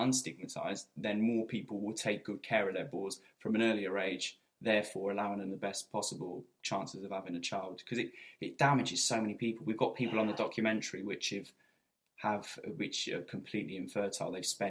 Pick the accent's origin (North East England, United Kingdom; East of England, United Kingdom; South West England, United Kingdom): North East England, United Kingdom; Newcastle upon Tyne; Yeah, being a Geordie.